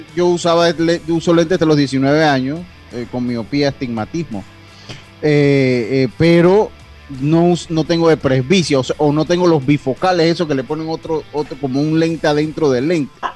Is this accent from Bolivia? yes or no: no; Panama; como panameño que soy